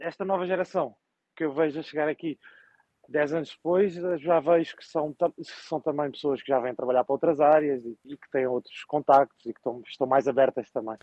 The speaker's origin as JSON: {"language": "Portuguese", "country": "Portugal", "also_born_or_lived": "Spain / Germany", "moved": "as an adult", "lives_now": "Luxembourg City, Luxembourg", "said": "primeira vez que saí de Portugal foi para uma experiência de um ano"}